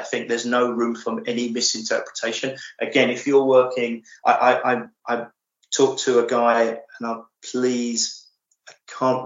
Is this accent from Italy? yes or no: no; England, United Kingdom; I'm English